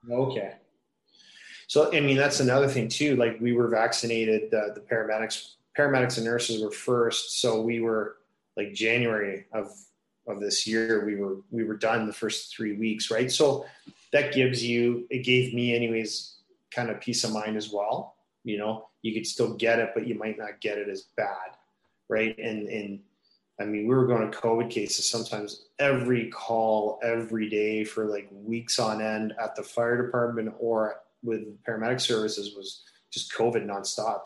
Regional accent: Kitchener, Ontario, Canada; growing up in Kitchener, uh, about an hour west of here, uh, played all my minor hockey in Kitchener

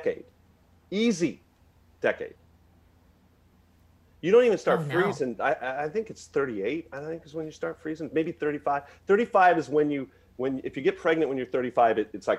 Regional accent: Merced, California, United States; I'm from Merced

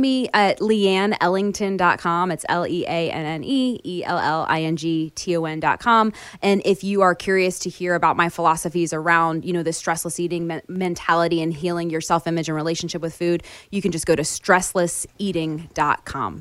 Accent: Florida, United States; moved away; I grew up in Florida where we had two seasons, hot and hotter

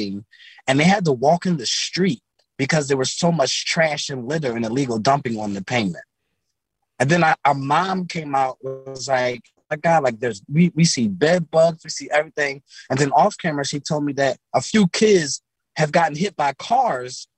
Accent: Philadelphia, Pennsylvania, United States; I'm from North Philly, close to the Temple's campus

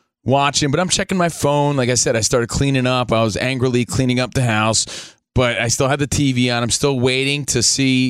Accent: New Jersey, United States; I'm from New Jersey

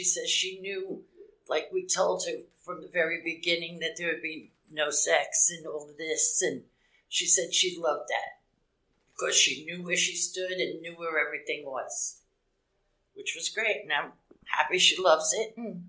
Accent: East Coast, United States; I'm from the East Coast, and there was a place called Kinks there.

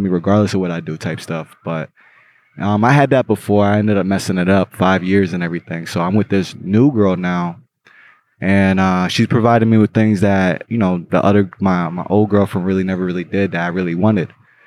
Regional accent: New York City, New York, United States; I was born in Brooklyn

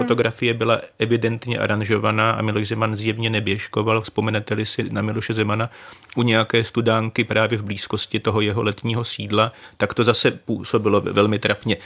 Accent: Czechia; jsme Češi

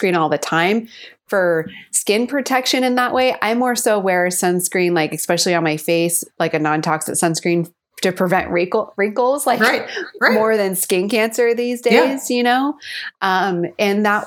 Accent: California, United States; also born or lived in San Diego; I grew up in California and then I went to college in San Diego and that's where I currently am.

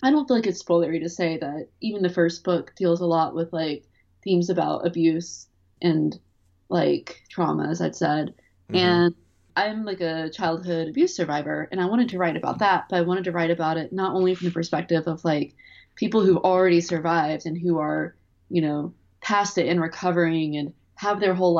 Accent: Durham, North Carolina, United States; I'm from Durham, North Carolina, and it's a very interesting city.

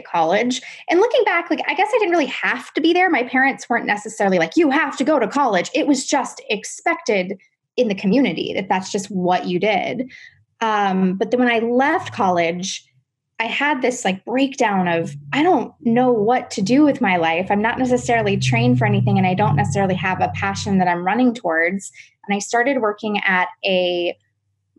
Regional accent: Atlanta, Georgia, United States; moved away as an adult; now in Los Angeles, United States; I grew up right outside of Atlanta in suburban, very, very suburban neighborhood

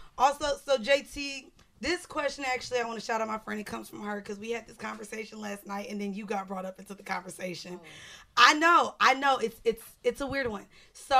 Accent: Miami, Florida, United States; We're from Miami.

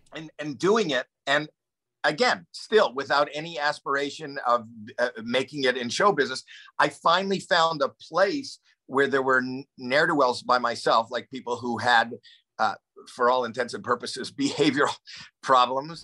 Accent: Toronto, Ontario, Canada; I grew up in Toronto, so there's winter

